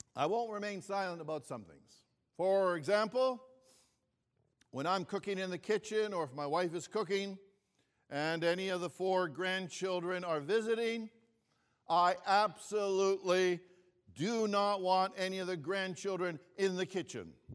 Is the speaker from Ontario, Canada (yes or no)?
yes; Toronto, Ontario, Canada; also born or lived in Greece; I was born in Greece and we were new immigrants to Canada when I was just five years old. And I remember when I was growing up here in Toronto